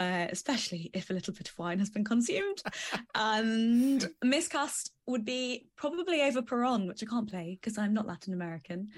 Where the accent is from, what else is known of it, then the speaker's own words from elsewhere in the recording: the Midlands, England, United Kingdom; now in Dagenham, United Kingdom; I am originally from the Midlands, and now I live in Dagenham.